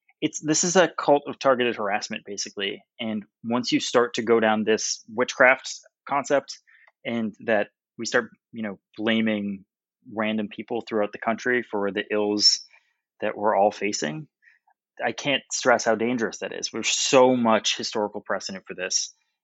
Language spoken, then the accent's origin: English; Salem, Massachusetts, United States; I'm from Salem, Massachusetts. I grew up reading every single witch-based story in America.